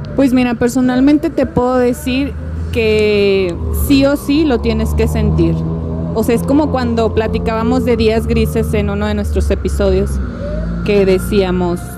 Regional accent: Mexico

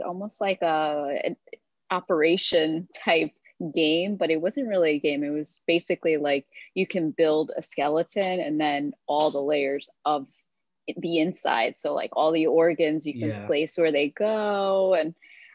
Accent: Hoboken, New Jersey, United States; I was born and raised in Hoboken, New Jersey

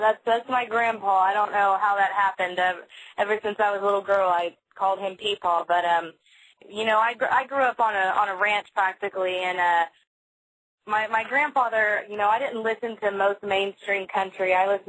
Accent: Fort Worth, Texas, United States; also born or lived in Port Aransas, Texas; growing up in Fort Worth, Texas, I was always around rodeos and stuff.

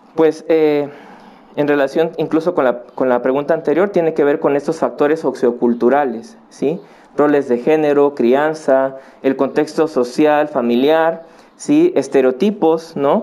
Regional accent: Acapulco, Guerrero, Mexico; moved away as an adult; now in Puebla, Mexico; yo nací en Acapulco. Eh, en el 2004 yo vine aquí a Puebla a estudiar la universidad

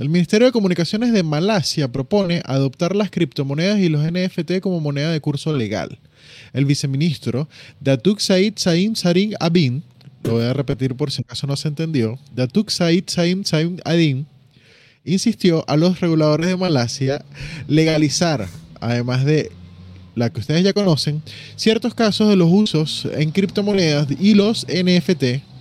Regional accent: Mar del Plata, Buenos Aires Province, Argentina; soy argentino de toda la vida, nací aquí, crecí aquí, soy del Mal de Plata

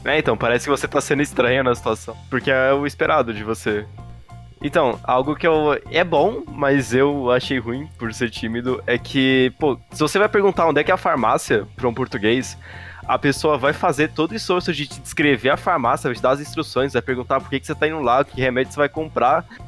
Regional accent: Brazil; como brasileiro

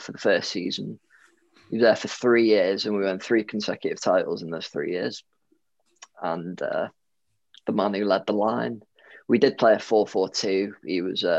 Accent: Rhyl, Welsh, Wales, United Kingdom; also born or lived in Leeds; We're from Real, so our reputation precedes us

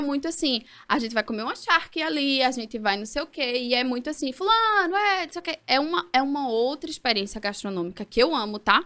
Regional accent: Caruaru, Pernambuco, Brazil; moved away as an adult; also born or lived in Ribeirão Preto, São Paulo / São Paulo / Peru; now in Recife, Brazil; e com dois anos, eu vim para Caruaru né? não estamos em Caruaru, mas vim para Caruaru. E aí vivi até os 22

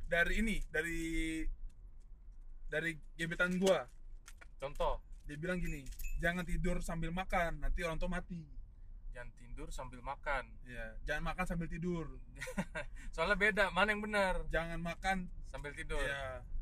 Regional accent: North Sumatra, Indonesia; jujur aja gue dan keluarga gue di di, di orang Nias lah kultur kami orang Indonesia

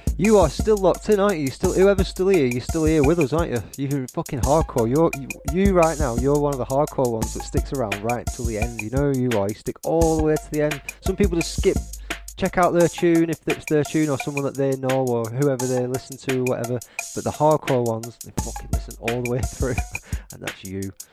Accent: Blackburn, North West England, United Kingdom; accent: Blackburn; My Blackburn accent

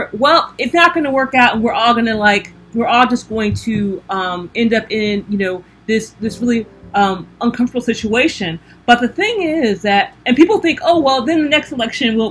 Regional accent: United States; I am African American

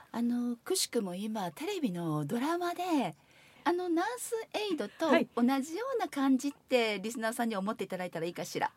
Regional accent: Vietnam; Japanese is a second language; moved away as an adult; now in Japan; 私はベトナムから来ました。

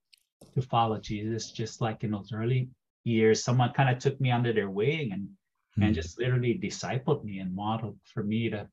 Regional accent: Pearl City, Hawaii, United States; now in Arcata, United States; born and raised in Hawaii.

